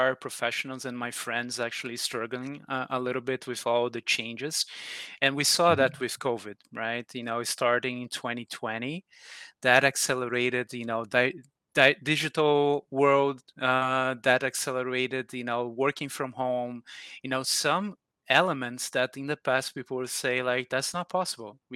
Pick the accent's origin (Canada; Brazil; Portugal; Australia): Brazil; now in Atlanta, United States; I'm from Brazil originally, but now I'm living in Atlanta, USA.